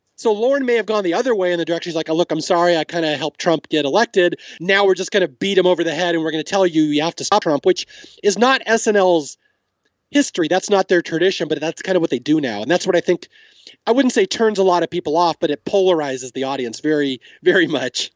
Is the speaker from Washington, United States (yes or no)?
yes; Seattle, Washington, United States; accent: West Coast casual; moved away as an adult; now in Southern California, United States; I grew up in Seattle, and growing up in Seattle